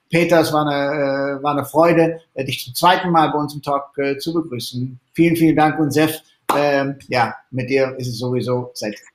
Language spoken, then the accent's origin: German; Netherlands; German is a second language; dann auch manchmal, ne, für mich als Holländer ein paar schwierige Wörter dazu.